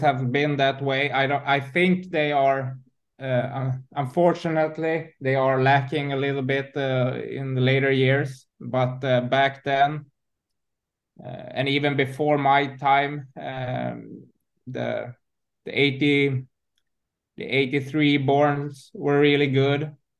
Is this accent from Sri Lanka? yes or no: no; Huddinge, Stockholm County, Sweden; I'm from Stockholm, born and raised in in um, Stockholm, uh, in Huddinge, uh, in the south southern part of um, Stockholm